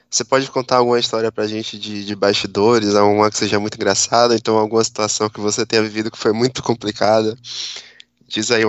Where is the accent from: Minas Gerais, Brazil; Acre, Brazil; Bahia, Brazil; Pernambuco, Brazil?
Bahia, Brazil; eu, por exemplo, sou daqui da Bahia e acompanho o seu trabalho